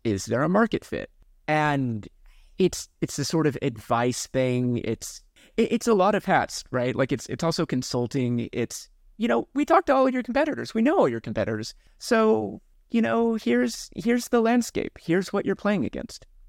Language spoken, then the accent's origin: English; Kansas, United States; now in Seattle, United States; I grew up in Kansas